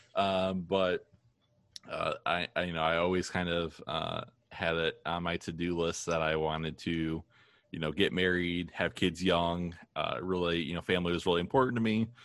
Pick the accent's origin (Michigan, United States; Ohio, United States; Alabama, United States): Ohio, United States; Toledo; born or raised there; also born or lived in Maine